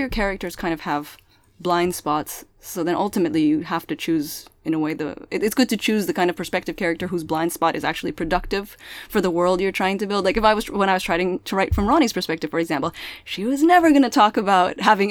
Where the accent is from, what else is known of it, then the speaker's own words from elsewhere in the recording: Milpitas, California, United States; first language Pangasinan; English is a second language; I grew up in Milpitas